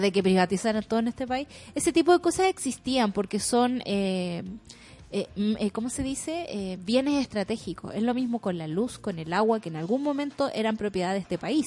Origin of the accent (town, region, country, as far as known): Chile; born or raised there